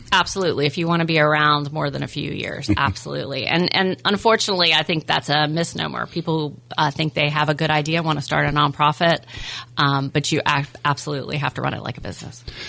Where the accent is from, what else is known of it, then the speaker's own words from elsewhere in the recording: rural Virginia, United States; now in Florida, United States; i grew up in an idyllic community uh, a tiny little town in rural Virginia on a farm